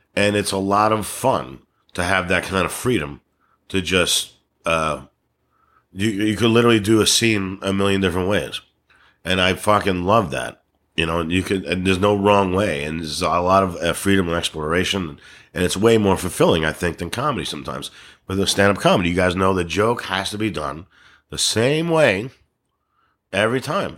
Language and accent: English; New York, United States; accent: New York; I'm from New York